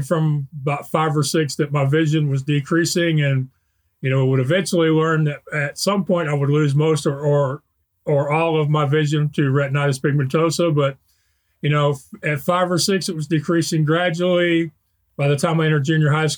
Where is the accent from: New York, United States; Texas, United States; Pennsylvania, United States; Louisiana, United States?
Texas, United States; Spring; I grew up in Spring, Texas, which is a suburb of Houston